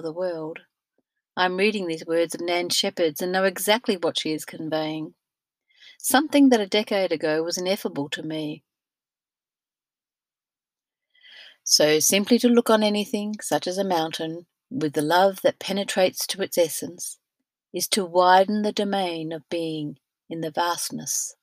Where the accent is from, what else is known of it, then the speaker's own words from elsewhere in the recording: Australia; Being Australian-born and not much travelled globally until my 50s